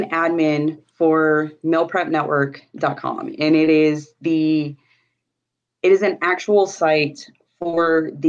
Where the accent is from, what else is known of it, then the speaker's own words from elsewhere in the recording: New Mexico, United States; You came from Florida and I came from New Mexico.